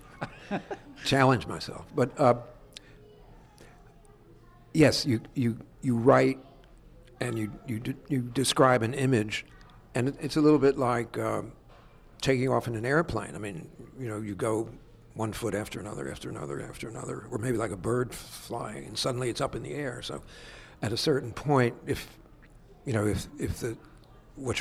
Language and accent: English; Perth Amboy, New Jersey, United States; I grew up in Perth Amboy, New Jersey